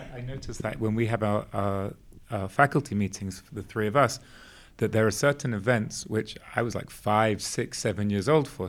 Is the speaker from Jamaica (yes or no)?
no; England, United Kingdom; moved away; also born or lived in Israel; growing up in England